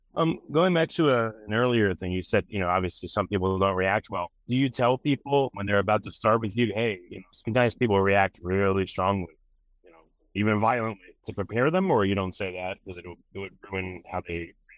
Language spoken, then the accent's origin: English; New York, United States; moved away as an adult; now in Texas, United States; I'm from New York